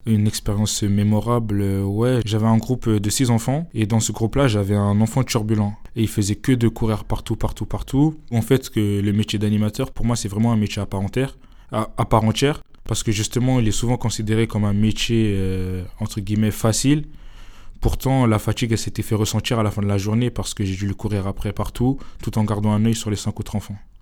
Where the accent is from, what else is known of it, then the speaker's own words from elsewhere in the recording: Épinay-sur-Seine, Île-de-France, France; je suis issu de la communauté d'Épinay-sur-Seine. Et donc notre commune a la chance euh, d'avoir euh, un château euh, pas loin